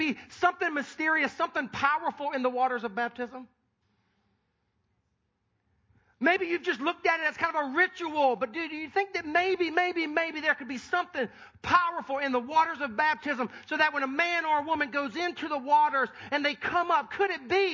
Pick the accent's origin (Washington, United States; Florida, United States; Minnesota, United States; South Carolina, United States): South Carolina, United States; Sumter; I was born and raised in Sumter, South Carolina.